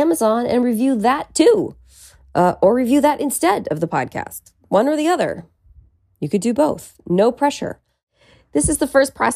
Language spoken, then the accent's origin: English; Petaluma, California, United States; now in Los Angeles, United States; be all the way in Petaluma, California. That's my hometown